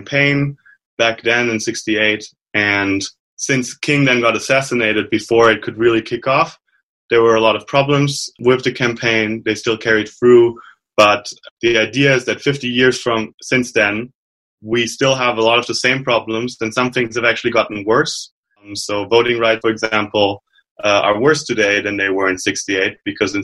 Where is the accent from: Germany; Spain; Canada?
Germany; moved away as an adult; now in Elkhart, United States; I am a Mennonite originally from Germany